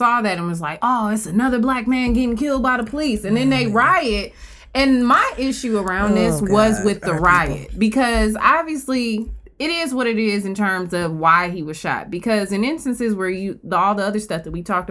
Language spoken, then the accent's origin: English; Milwaukee, Wisconsin, United States; now in Chicago, United States; I'm from Milwaukee. I don't live here now